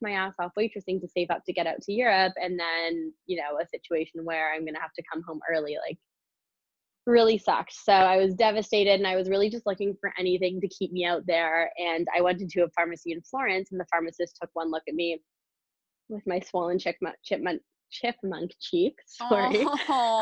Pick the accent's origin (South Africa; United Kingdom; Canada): Canada; also born or lived in British Columbia; being Canadian. I went to college in British Columbia.